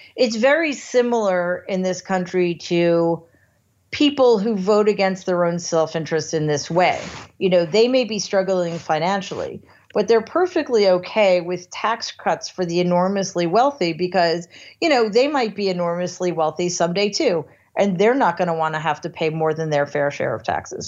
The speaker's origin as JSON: {"language": "English", "country": "United States", "said": "as an American"}